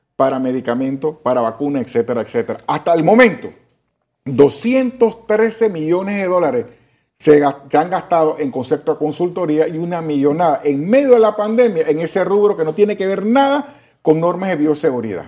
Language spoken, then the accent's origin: Spanish; Panama; yo como panameño